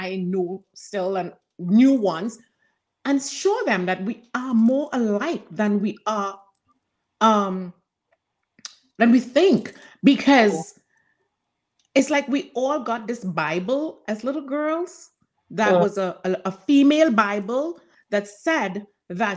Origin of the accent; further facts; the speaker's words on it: Trinidad & Tobago; moved away; growing up in Trinidad